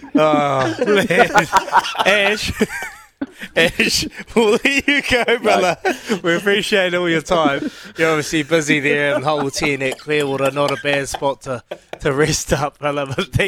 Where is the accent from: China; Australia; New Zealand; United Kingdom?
New Zealand; Because I'm a Queenslander. Well, I'm not. Look, man, that's the crack up thing about us as Kiwis. We pledge our allegiance to New South Wales and Queensland